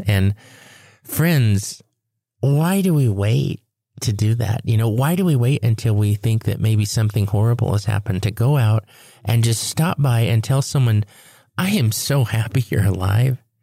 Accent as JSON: {"language": "English", "region": "Four Corners States", "country": "United States", "said": "had come home inland right here to our Four Corner States"}